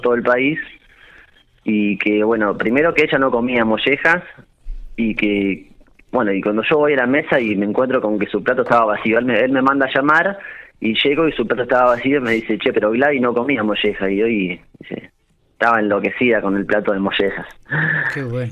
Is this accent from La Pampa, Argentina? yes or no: yes; General Pico, La Pampa, Argentina; moved away; also born or lived in Santa Rosa / Intendente Alvear; Yo soy nacido en Pico